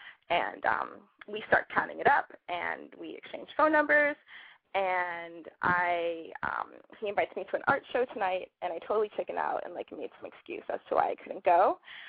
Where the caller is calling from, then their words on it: San Francisco, California, United States; also born or lived in Los Angeles; I'm calling from San Francisco. I'm 23.